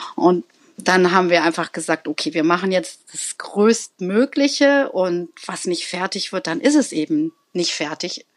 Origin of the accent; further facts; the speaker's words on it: Berlin, Germany; ich komme auch aus Berlin